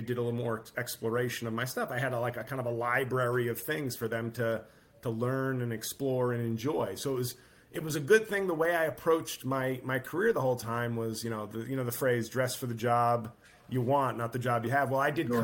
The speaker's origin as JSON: {"language": "English", "region": "New York", "country": "United States", "tie": "born or raised there", "said": "I grew up in New York"}